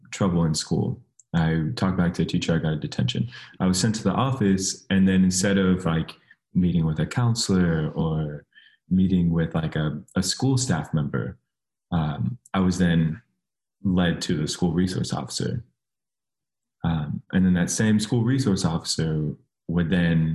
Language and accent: English; San Mateo, California, United States; moved away as an adult; now in Sacramento, United States; I grew up in the Bay Area